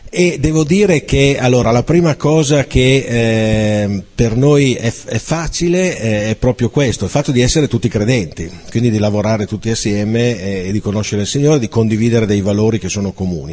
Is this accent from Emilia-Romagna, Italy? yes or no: yes; Piacenza, Emilia-Romagna, Italy; vengo da Piacenza